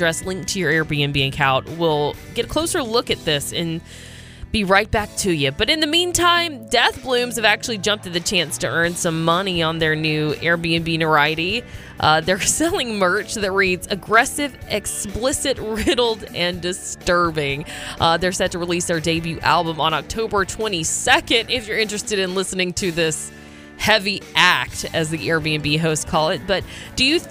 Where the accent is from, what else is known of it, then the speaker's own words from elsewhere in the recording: Georgia, United States; now in Sonoma County, United States; I'm from Georgia